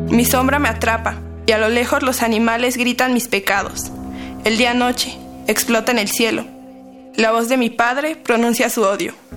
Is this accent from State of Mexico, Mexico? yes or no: yes; State of Mexico, Mexico; tengo 18 años, soy del Estado de México